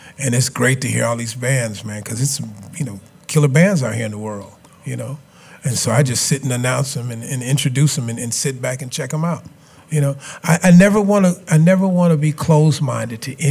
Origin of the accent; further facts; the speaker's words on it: Chicago, Illinois, United States; I grew up in Chicago